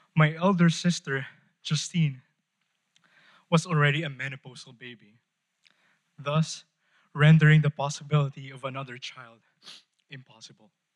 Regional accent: Philippines; I am from the Philippines. Kababayan

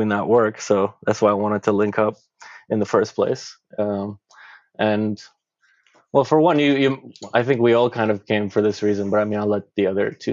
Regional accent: Craiova, Dolj, Romania; now in Toronto, Canada; I'm from Romania originally, born in Craiova, and I live and I organize in Toronto.

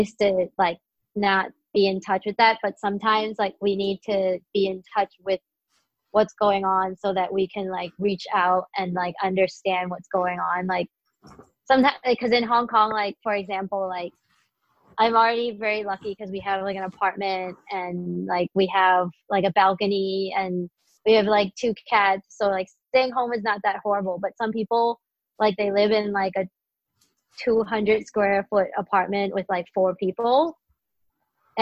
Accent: St. Louis, Missouri, United States; I grew up in St. Louis and I went to high school there

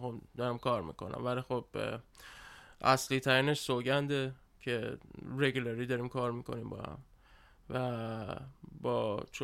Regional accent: Tehran, Tehran Province, Iran; بزرگ شده تهرانم

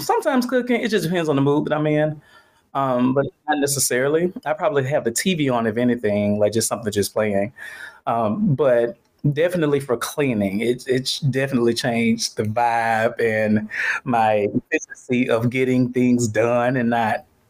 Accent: Atlanta, Georgia, United States; I'm from Atlanta

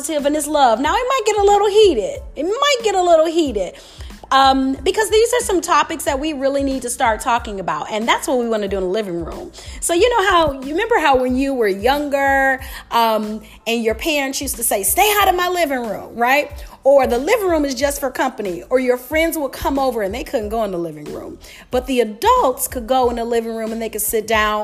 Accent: Detroit, Michigan, United States; I'm a city girl. I'm from Detroit

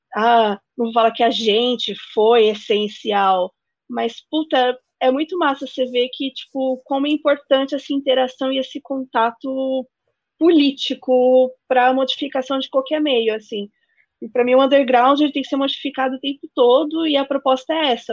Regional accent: Northeast Region, Brazil; a gente é do Nordeste

